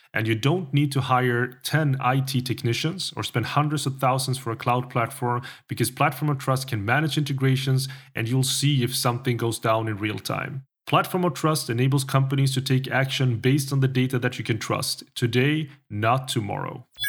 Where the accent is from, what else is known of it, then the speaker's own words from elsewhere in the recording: Sweden; also born or lived in Colombia / United Kingdom / South Korea / Switzerland; I am Swedish, even though I look Colombian, and that's because I am Colombian, because I'm adopted from Colombia. Been in Sweden